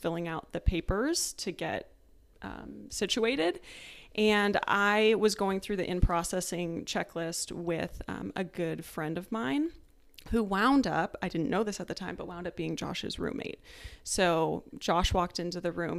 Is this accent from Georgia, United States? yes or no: no; Tucson, Arizona, United States; moved away as an adult; also born or lived in Maryland; I am from Tucson, Arizona. I lived there my whole life until I also went to the academy